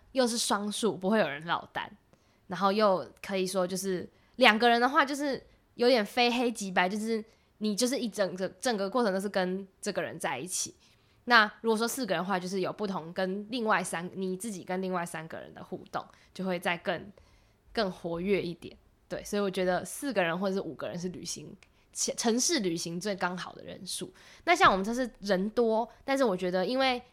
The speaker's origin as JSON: {"language": "Chinese", "region": "Taipei", "country": "Taiwan", "tie": "born or raised there", "said": "我是台北人，所以我也是城市长大的"}